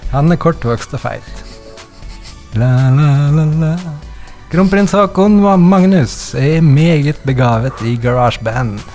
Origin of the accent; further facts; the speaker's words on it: Møre coast, Møre og Romsdal, Norway; jeg er en fyr fra Mørekysten